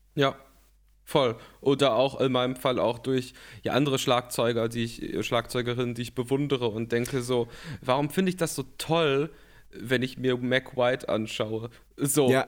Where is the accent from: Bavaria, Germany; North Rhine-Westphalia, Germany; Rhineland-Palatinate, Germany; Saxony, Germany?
North Rhine-Westphalia, Germany; ich komme aus Nordrhein-Westfalen, so viel, mhm. so viel sage ich mal, und ähm, lebe in Köln. Ja, lebe in Köln okay. und bin nicht, nicht weit weg von hier aufgewachsen